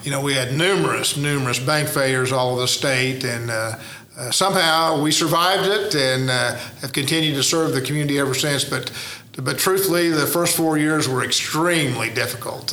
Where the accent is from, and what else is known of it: Woodward, Oklahoma, United States; born or raised there